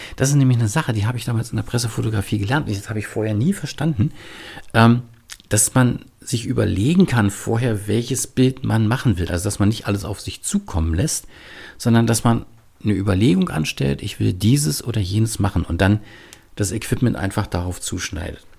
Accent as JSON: {"language": "German", "region": "Berlin", "country": "Germany", "moved": "yes", "lives_now": "Bremen, Germany", "said": "lebe in Bremen, aber ich komme eigentlich aus Berlin und manchmal hört man das auch"}